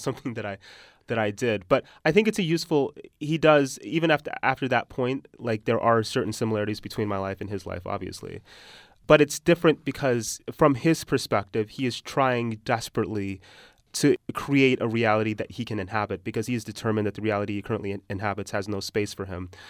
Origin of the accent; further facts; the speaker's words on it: Utah, United States; accent: American; moved away; also born or lived in Texas; when I was growing up in Utah